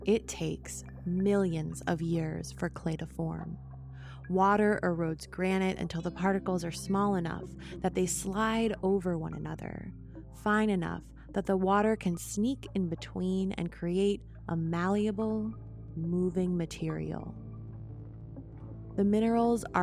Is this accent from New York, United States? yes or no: yes; New York, United States; now in Oakland, United States; I'm originally from New York State